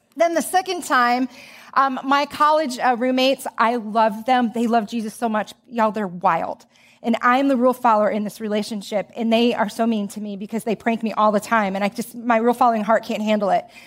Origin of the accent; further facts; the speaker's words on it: Joliet, Illinois, United States; I grew up in Joliet, Illinois